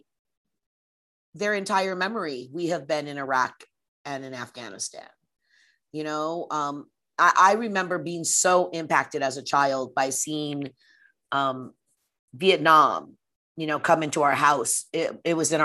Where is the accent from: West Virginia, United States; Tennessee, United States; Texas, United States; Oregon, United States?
Oregon, United States; Portland; also born or lived in Oakland, California; I grew up in Portland, Oregon